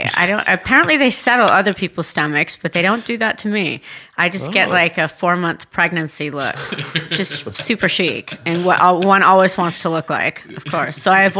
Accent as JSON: {"language": "English", "region": "Tuscany", "country": "Italy", "tie": "born or raised there", "also_born_or_lived": "California", "moved": "yes", "said": "I grew up in Tuscany."}